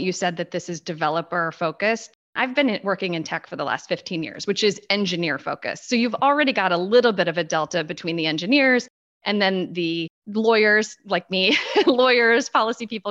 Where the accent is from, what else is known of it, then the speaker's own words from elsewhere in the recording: Washington, District of Columbia, United States; I am talking to you literally from half a mile from the White House, so quintessential Beltway insider for better or worse. This is my hometown